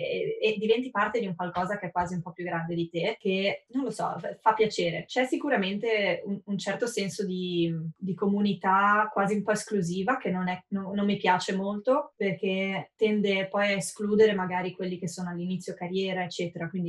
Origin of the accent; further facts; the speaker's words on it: Italy; now in San Francisco, United States; sono uh, una designer nata e cresciuta in Italia e adesso uh, vivo a San Francisco dove faccio product design per Dropbox.